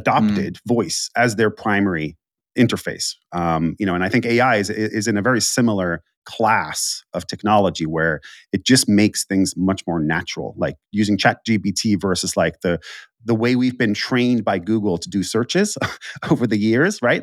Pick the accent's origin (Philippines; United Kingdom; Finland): Finland; I'm from Finland